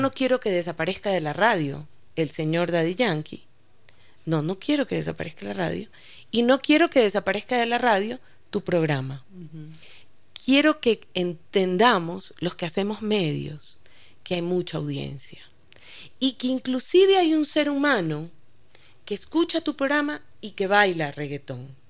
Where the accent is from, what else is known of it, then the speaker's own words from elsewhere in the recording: Ecuador; Creo que mi adolescencia completa ya en Ecuador.